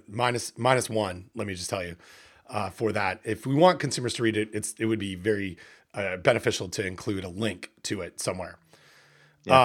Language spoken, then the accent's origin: English; Canada; here in Canada, and I'm a Canadian